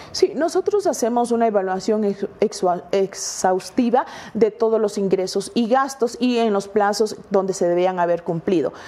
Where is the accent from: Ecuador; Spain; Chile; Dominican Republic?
Ecuador; Como ecuatorianos